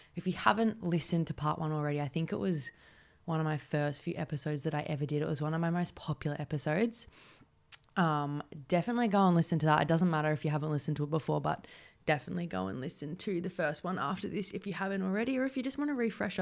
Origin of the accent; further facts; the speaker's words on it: Warragul, Victoria, Australia; moved away as an adult; now in Melbourne, Australia; Warrigal, which was my hometown